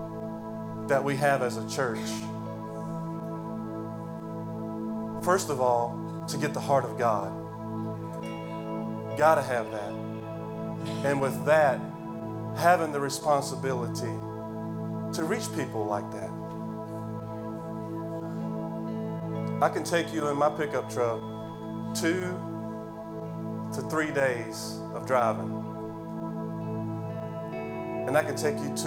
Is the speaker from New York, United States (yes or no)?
no; Cantonment, Florida, United States; moved away; I'm from Cantonment, Florida